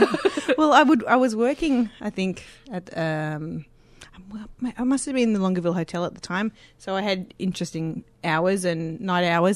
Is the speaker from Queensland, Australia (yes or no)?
no; Sydney, New South Wales, Australia; moved away as an adult; now in Victoria, Australia; I grew up in Lane Cove.